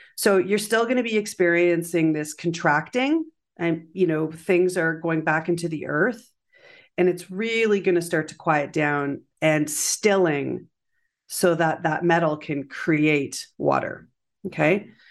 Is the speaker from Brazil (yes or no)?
no; Canada; as a Canadian